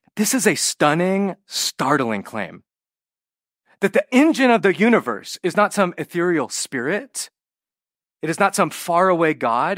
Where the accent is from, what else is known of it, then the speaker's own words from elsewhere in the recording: California, United States; I'm Western American. I'm, you know, California